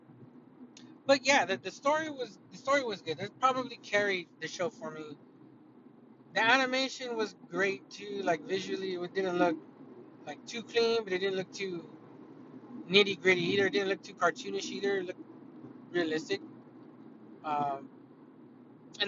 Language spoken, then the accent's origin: English; United States; I'm an American